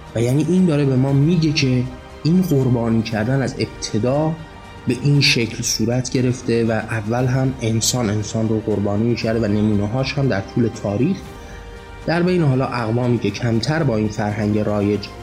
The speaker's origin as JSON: {"language": "Persian", "country": "Iran", "said": "مایی که ایرانی هستیم و مسلمان زاده"}